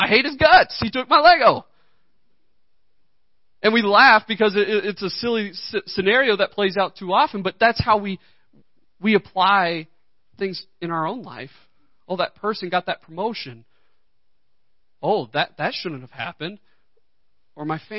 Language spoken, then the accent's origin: English; United States; I know I am an American